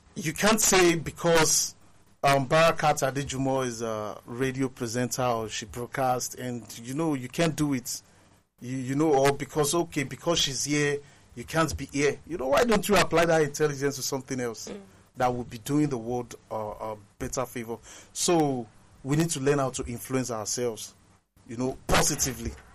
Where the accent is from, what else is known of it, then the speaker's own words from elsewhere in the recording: Nigeria; we are all Nigerian